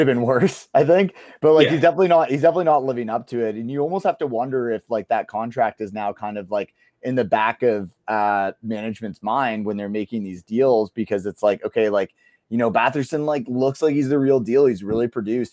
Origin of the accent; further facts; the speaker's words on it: Kitchener, Ontario, Canada; I grew up in Kitchener, Ontario